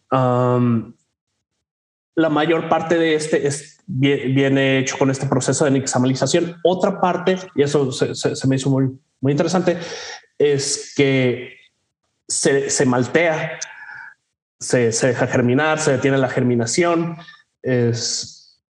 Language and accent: Spanish; Mexico; que nosotros como mexicanos reconoceremos